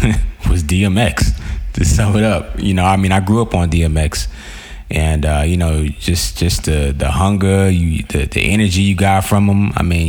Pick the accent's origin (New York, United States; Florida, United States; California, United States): New York, United States; New York City; moved away; I'm from Queens, New York.